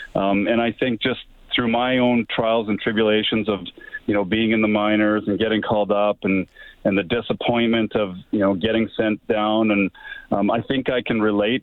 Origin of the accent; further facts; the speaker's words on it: Camrose, Alberta, Canada; growing up in Camrose